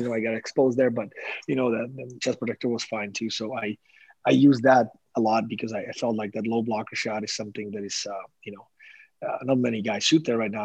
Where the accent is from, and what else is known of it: Slovakia; English is a second language; moved away